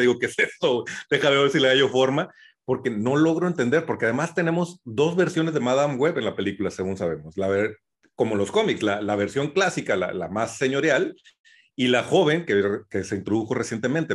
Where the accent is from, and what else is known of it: Mexico